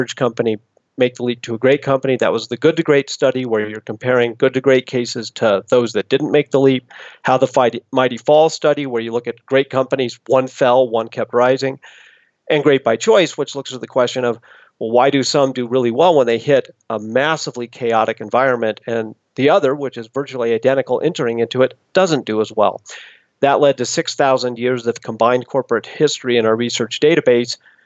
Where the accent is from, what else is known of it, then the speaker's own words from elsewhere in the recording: Boulder, Colorado, United States; moved away as an adult; I grew up in Boulder, Colorado, but went away to college